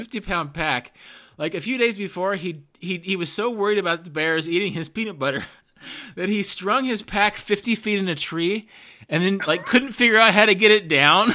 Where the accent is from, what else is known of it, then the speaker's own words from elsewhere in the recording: Midwest, United States; moved away as an adult; also born or lived in the American West; I'm from the Midwest, but I went to college in the West